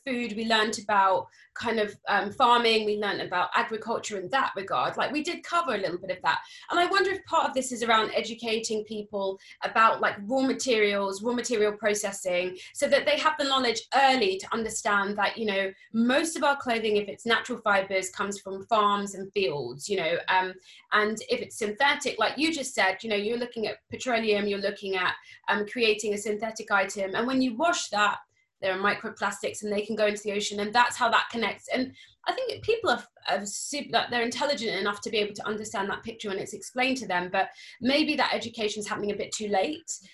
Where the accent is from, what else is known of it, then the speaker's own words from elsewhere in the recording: Cambridge, East of England, United Kingdom; moved away as an adult; also born or lived in London; I was growing up in Cambridge